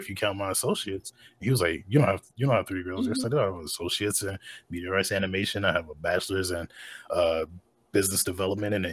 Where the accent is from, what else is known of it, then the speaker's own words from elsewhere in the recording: North Carolina, United States; I grew up in North Carolina.